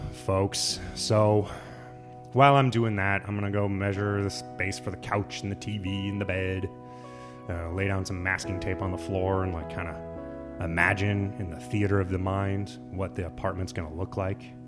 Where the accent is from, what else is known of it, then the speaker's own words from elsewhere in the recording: Lincoln, Nebraska, United States; moved away; my hometown, Lincoln, Nebraska